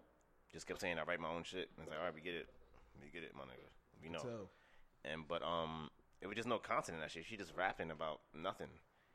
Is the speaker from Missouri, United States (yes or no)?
no; New York City, New York, United States; I'm from Queens